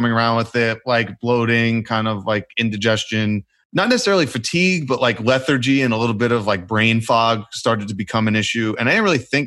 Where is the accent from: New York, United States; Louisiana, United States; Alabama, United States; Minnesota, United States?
New York, United States; New York City; I grew up, I'm from New York City, both my parents from Brooklyn, they're both Italian